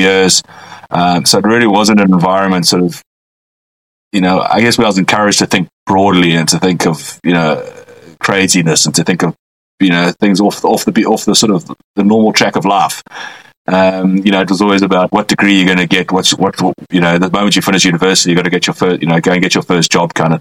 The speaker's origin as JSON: {"language": "English", "town": "Westville", "region": "KwaZulu-Natal", "country": "South Africa", "tie": "born or raised there", "said": "I was born and brought up in Westville, outside of Durban, on the east coast of South Africa"}